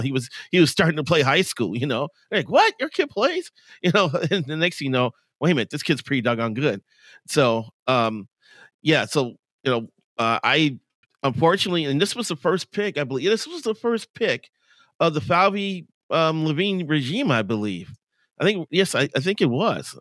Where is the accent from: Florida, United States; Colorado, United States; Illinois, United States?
Illinois, United States; Chicago; I grew up in Chicago.